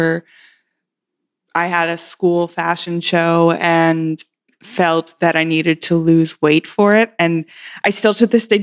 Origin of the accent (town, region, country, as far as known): Western Pennsylvania, United States; born or raised there; also born or lived in Indiana